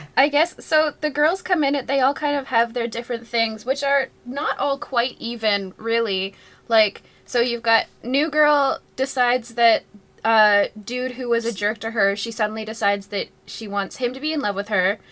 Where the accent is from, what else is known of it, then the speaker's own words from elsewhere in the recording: Ontario, Canada; as a Canadian